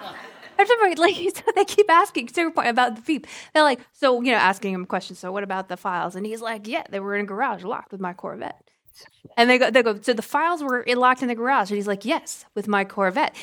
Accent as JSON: {"language": "English", "region": "Georgia", "country": "United States", "said": "I'm from Georgia"}